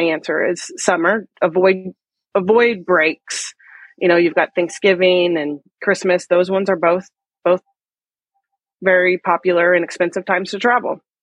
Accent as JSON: {"language": "English", "region": "Midwest", "country": "United States", "said": "I'm from the Midwest"}